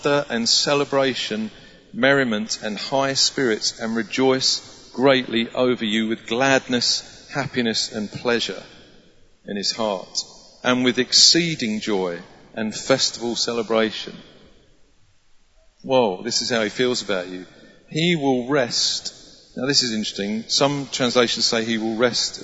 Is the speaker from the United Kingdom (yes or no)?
yes; England, United Kingdom; we're so English